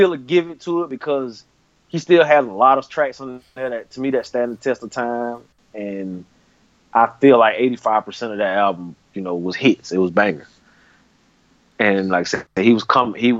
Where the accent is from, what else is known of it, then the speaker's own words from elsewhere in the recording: the South, United States; I'm from the South